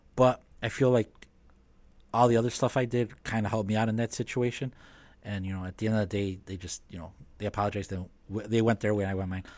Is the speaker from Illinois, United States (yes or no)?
yes; Chicago, Illinois, United States; growing up in Chicago, living in Chicago